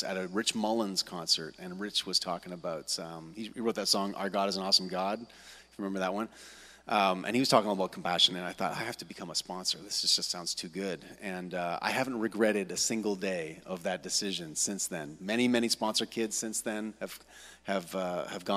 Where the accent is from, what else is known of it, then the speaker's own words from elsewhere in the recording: Kitchener, Ontario, Canada; moved away as an adult; now in Hamilton, Canada; I'm from originally from here in Kitchener-Waterloo. And I grew up in the West End, Forest Heights